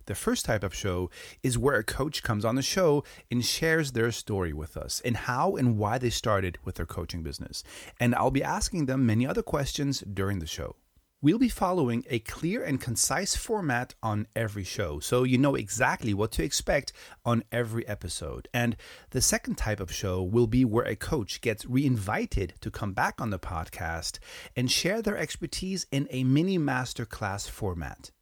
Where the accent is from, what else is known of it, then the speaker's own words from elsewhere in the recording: Hamburg, Germany; now in Spain; my hometown, Hamburg.